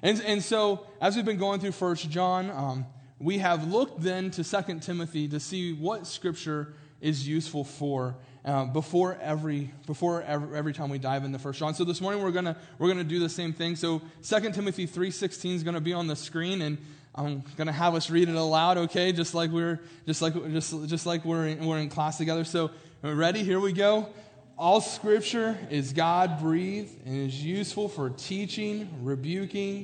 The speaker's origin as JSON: {"language": "English", "town": "Morgantown", "region": "West Virginia", "country": "United States", "tie": "born or raised there", "moved": "yes", "lives_now": "Pennsylvania, United States", "said": "I'm from Morgantown, West Virginia, and it's still like borderline Northeast. Like Northeast, I think, starts in like PA, but we're like a mile from PA where I grew up"}